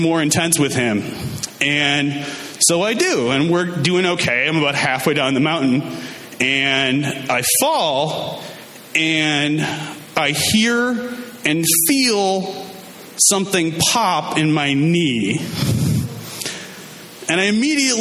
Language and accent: English; Minnesota, United States; I'm from Minnesota, and Minnesota, like Wisconsin, is really into, you know, winter sports.